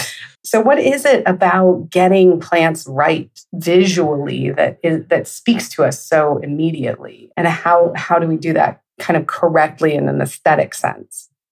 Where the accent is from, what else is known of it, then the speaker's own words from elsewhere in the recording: Northern California, United States; I grew up in Northern California, essentially. I mean, it's like middle, but it's in the northern part.